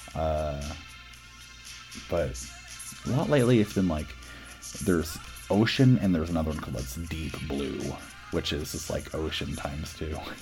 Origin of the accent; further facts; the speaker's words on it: Boston, Massachusetts, United States; I'm from Boston.